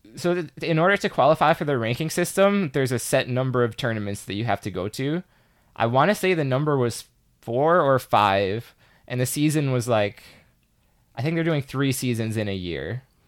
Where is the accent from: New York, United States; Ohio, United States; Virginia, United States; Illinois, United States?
Illinois, United States; Chicago; I'm from Chicago